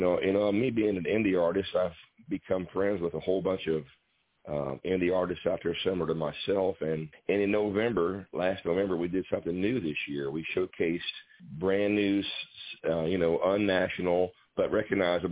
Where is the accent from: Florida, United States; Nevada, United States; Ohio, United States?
Ohio, United States; Waynesville; I'm from Waynesville, Ohio